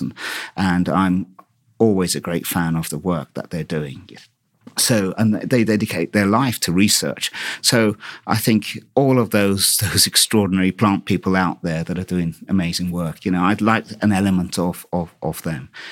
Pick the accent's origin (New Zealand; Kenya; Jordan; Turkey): Turkey; Istanbul; born or raised there; also born or lived in Brighton, United Kingdom; now in United Kingdom